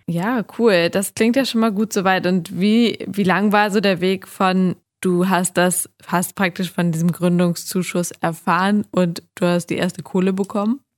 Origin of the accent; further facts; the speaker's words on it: Hamburg, Germany; Ich lebe ja in Hamburg und bin Hamburgerin